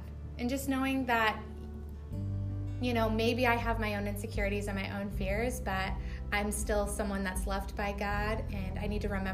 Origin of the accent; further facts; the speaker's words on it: California, United States; moved away as an adult; now in Japan; I am from California, been there my whole life